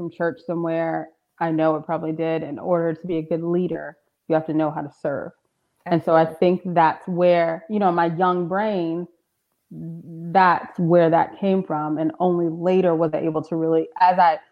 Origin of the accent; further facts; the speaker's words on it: Marietta, Georgia, United States; I'm from Marietta. My dad's from South Atlanta